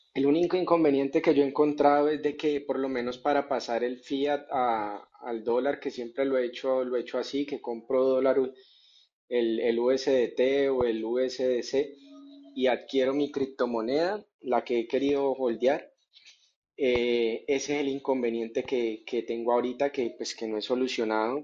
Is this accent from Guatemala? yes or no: no; Colombia; aquí en mi país, yo estoy en Colombia